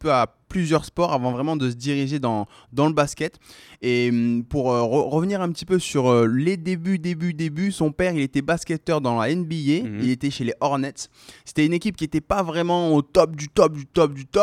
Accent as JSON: {"language": "French", "town": "Amiens", "region": "Hauts-de-France", "country": "France", "tie": "born there", "said": "Je suis né à Amiens."}